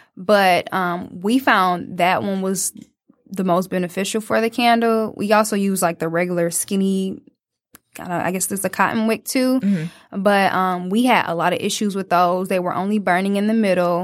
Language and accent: English; Detroit, Michigan, United States; as a young 20 year old just growing up in Detroit